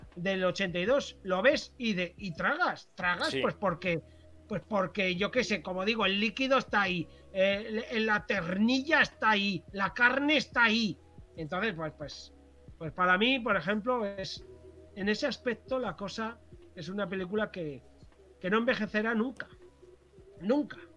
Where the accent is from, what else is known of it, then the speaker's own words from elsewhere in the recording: Corella, Navarre, Spain; now in Pamplona, Spain; la ciudad de Tudela, que está cerca de mi pueblo